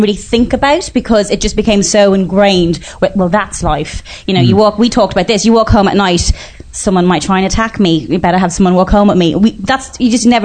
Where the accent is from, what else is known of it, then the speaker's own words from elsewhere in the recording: Bray, County Wicklow, Ireland; I'm from Bray